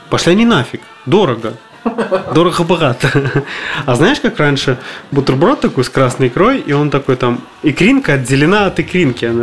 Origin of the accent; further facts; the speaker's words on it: Kamchatka Krai, Russia; Я тоже с Камчатки.